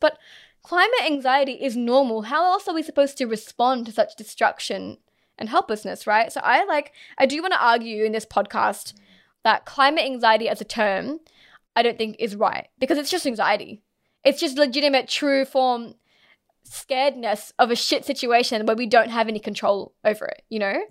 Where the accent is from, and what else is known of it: Australia